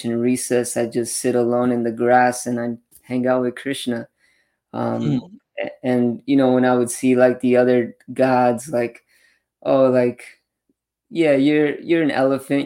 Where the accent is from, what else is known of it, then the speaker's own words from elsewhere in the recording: Los Angeles, California, United States; I'm actually born and raised in LA, Orange County, my whole life